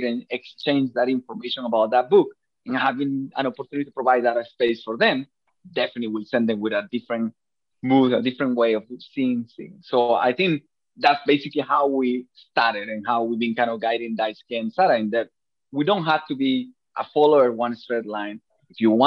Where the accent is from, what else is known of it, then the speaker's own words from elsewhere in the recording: Venezuela; now in Japan; I'm from Venezuela